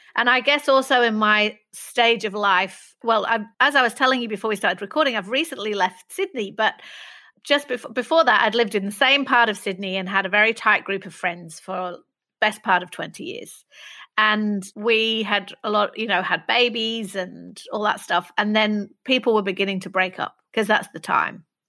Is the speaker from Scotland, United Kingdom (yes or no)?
no; Manchester, North West England, United Kingdom; I grew up in Manchester